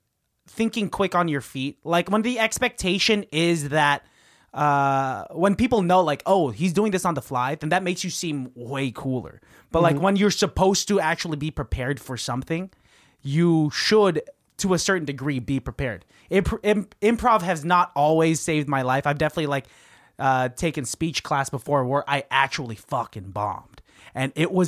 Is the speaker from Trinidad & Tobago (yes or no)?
no; Philippines; because we were all brown. We're all Filipino.